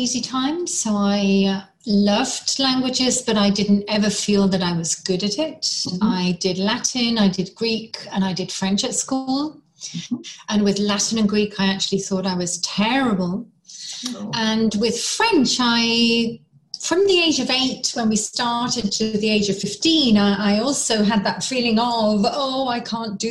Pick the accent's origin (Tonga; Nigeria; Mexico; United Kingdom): United Kingdom; England; I was English.